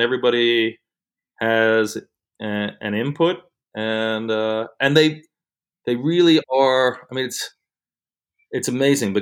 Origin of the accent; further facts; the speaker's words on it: New York, United States; moved away as an adult; I grew up in New York